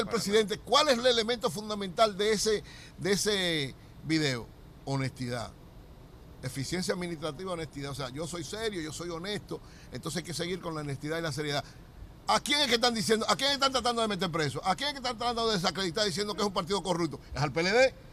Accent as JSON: {"language": "Spanish", "country": "Dominican Republic", "said": "sentirnos realmente como verdaderos dominicanos"}